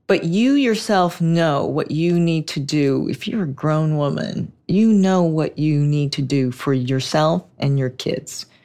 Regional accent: Los Angeles, California, United States; I'm a native. I grew up in Hollywood

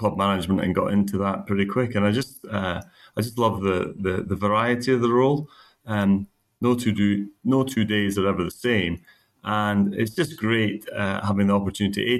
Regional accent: St Andrews, Scotland, United Kingdom; moved away; I grew up in the St. Andrews area playing golf.

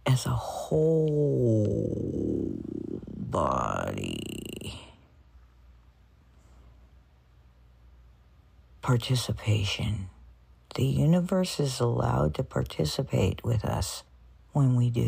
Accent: United States; we're in the United States. I grew up here. I'm an American

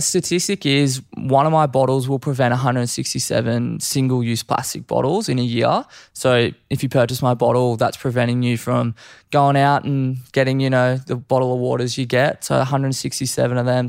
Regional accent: Gold Coast, Queensland, Australia; also born or lived in Canberra; born and raised on the Gold Coast

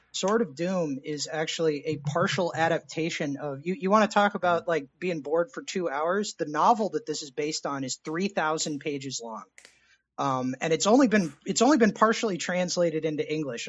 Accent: Texas, United States; I was born in Texas

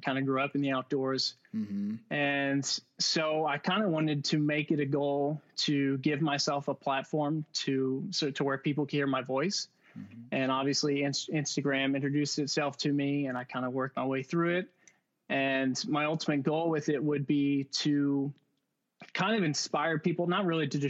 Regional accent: Louisville, Kentucky, United States; born and raised in Louisville, Kentucky

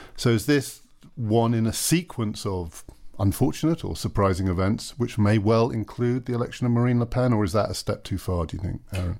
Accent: United Kingdom; as a British citizen

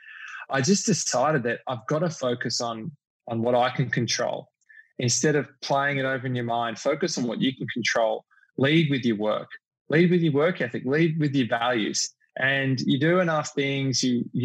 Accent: Melbourne, Victoria, Australia; moved away as an adult; now in New York City, United States; I grew up in Melbourne

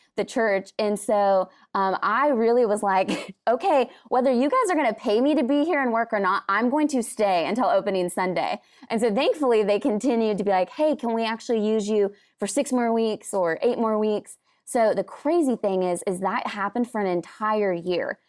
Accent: Washington, United States; I'm from Washington, and so I grew up in the Pacific Northwest and absolutely love it there

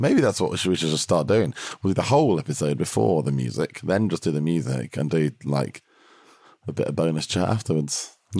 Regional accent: England, United Kingdom; I love your podcast, and I'm from England, which is really exciting and very far away.

